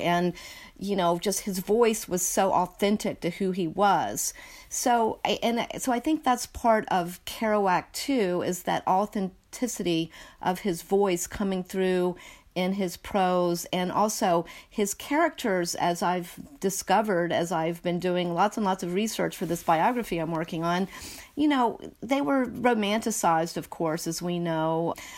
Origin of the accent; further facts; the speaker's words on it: North Carolina, United States; also born or lived in Northeast US; now in Northeast, United States; growing up in a small town in North Carolina